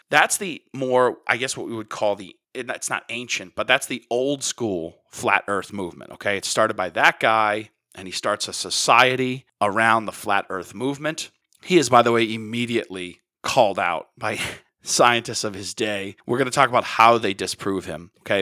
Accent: United States; as an American

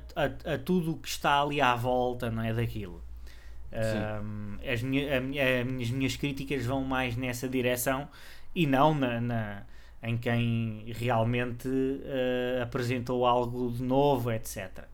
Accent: Portugal; nós portugueses de Portugal

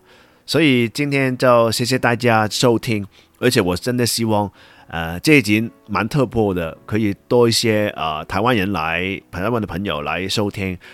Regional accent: Hong Kong; accent: Hong Kong-accented Mandarin; first language Cantonese; Chinese is a second language; 因为我是香港人嘛

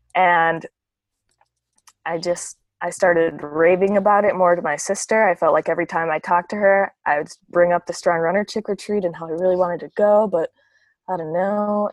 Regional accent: La Crosse, Wisconsin, United States; accent: Wisconsin accent; moved away as an adult; now in Minneapolis, United States; I actually grew up in Wisconsin. I'm from La Crosse, Wisconsin.

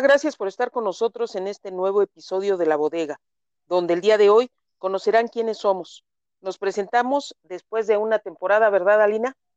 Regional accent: Mexico City, Mexico; moved away as an adult; now in Nezahualcóyotl, Mexico; nací en la Ciudad de, México hace unos ayeres. Mis padres, bueno, nacieron igual en, la Ciudad de México, solamente tengo un hermano. Eh, mi madre ya falleció hace 15 años mi infancia, mi adolescencia transcurrió en la Ciudad de México

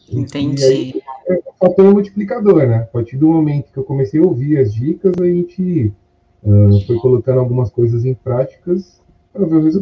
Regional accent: São Paulo, Brazil; eu tenho 38 anos, eu sou aqui de São Paulo, capital.

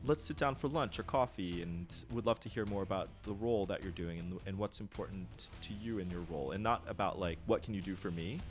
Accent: United States; moved away as an adult; also born or lived in Japan; I'm a typical American

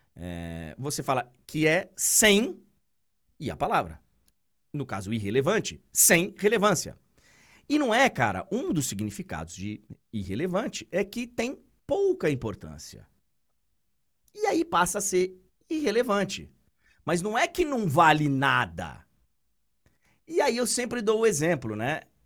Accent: Salvador, Bahia, Brazil; moved away; o bairro de Itapuã, que foi, aliás, onde eu, onde eu fui criado, onde eu morei tantos anos

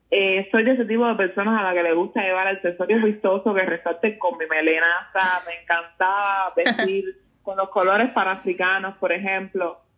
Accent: Guanajuato, Mexico; yo soy de Guanajuato y en Guanajuato la cultura afro fundamentalmente las religiones es algo que está muy arraigado, entonces formaba parte de mi día a día.

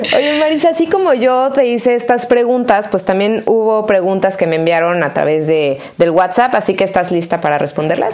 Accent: Mexico; unirnos nuevamente como mexicanos

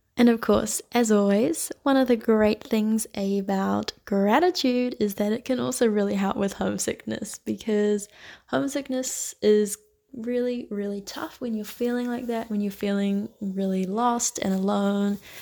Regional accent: New Zealand; moved away as an adult; now in Barcelona, Spain; I'm from New Zealand

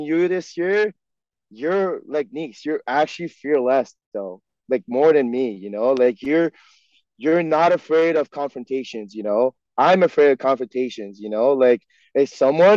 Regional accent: Quebec, Canada; first language French; English is a second language; me being born and raised in Quebec

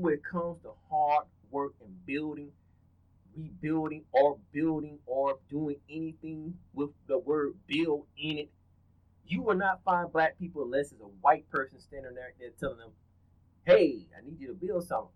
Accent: the South, United States; I'm from the South

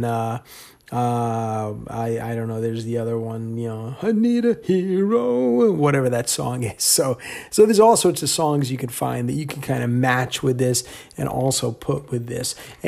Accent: Virginia, United States; also born or lived in Ohio; So I, you know, I was born in Ohio, but I never really lived there. So I never really considered that my hometown because I grew up in Northern Virginia for most of my life.

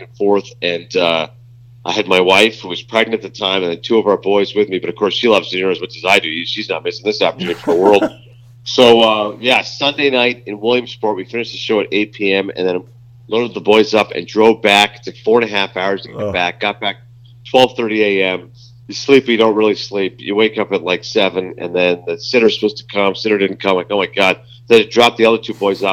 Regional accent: Toronto, Ontario, Canada; I was born in Toronto. My parents are from Pakistan

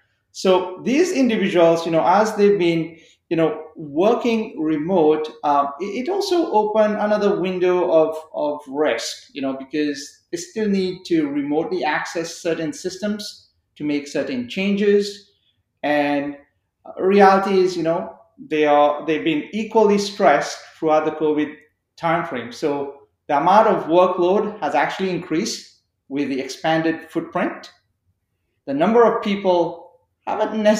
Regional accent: Canada; as Canadian citizens

